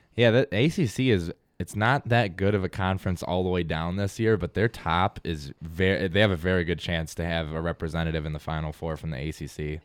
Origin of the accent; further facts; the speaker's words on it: Buffalo, New York, United States; I'm being from Buffalo.